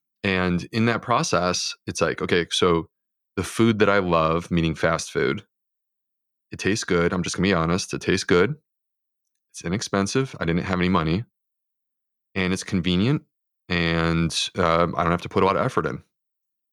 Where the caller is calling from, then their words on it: Charleston, South Carolina, United States; I'm in Charleston, South Carolina.